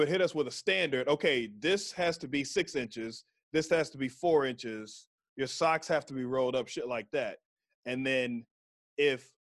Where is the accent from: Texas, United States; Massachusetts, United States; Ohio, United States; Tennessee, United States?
Texas, United States; So I was from Texas.